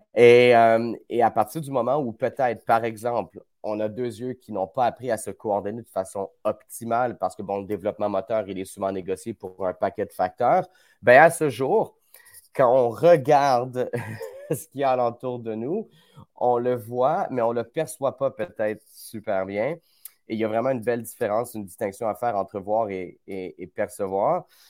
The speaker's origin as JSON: {"language": "French", "region": "Quebec", "country": "Canada", "said": "par chez nous au Québec"}